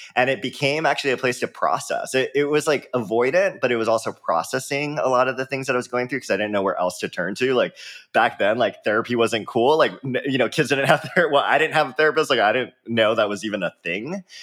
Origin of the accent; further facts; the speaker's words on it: Oahu, Hawaii, United States; I grew up in Hawaii, um, born and raised there on the island of Oahu in a small town